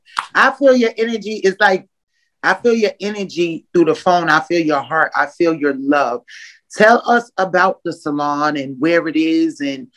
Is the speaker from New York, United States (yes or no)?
yes; Yonkers, New York, United States; now in Atlanta, United States; I'm from Yonkers, New York. And I've been here about 7 years.